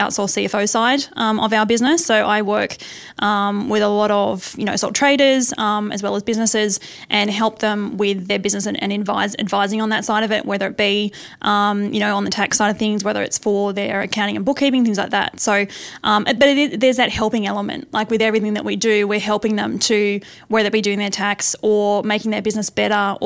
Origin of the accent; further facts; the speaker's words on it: Tasmania, Australia; I'm actually from Tasmania. Uh-huh. So that was where I was born and bred.